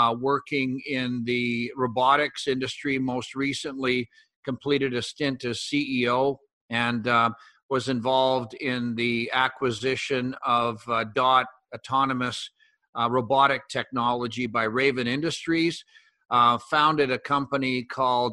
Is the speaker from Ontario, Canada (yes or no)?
no; northeastern Alberta, Canada; I'm Canadian and grew up in the northeastern corner of Alberta on a mixed farming operation